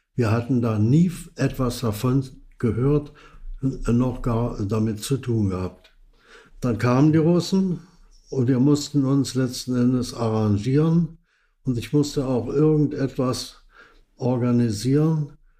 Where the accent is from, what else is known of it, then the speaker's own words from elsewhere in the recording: Dresden, Saxony, Germany; also born or lived in Berlin / Austria; Also geboren bin ich in Berlin, in Berlin-Neukölln, in der Nähe von Hermannsplatz. Dort war ich die ersten fünf Jahre. Meine Eltern haben sich später scheiden lassen. Anschließend war ich in Dresden